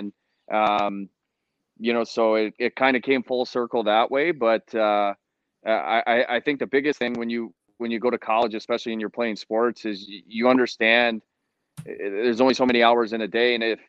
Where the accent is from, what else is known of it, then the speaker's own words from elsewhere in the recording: Rochester, Michigan, United States; I'm from Rochester, Michigan, and I think I had a pretty standard upbringing as far as a hockey player here in Michigan. Grew up in the AAA programs